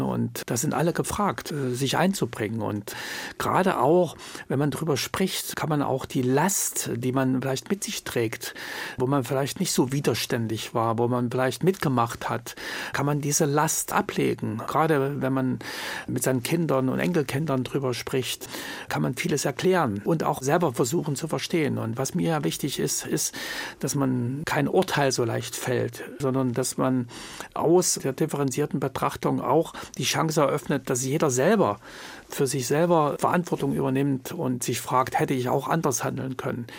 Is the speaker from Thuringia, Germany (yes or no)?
yes; Jena, Thuringia, Germany; moved away as an adult; also born or lived in West Berlin; nach Hause, nach Jena und dort, wo meine Heimat ist